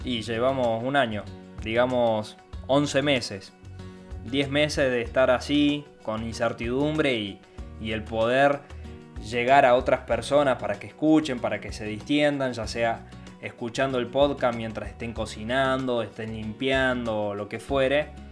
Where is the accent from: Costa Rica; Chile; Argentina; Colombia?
Argentina; nací acá en Argentina, soy argentino, bien argentino